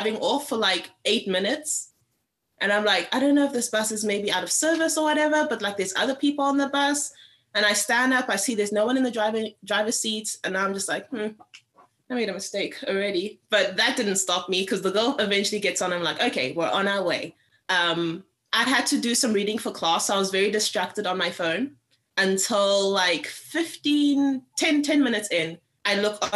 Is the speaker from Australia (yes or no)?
no; Cape Town, Western Cape, South Africa; moved away; Cape Town, which is where I'm from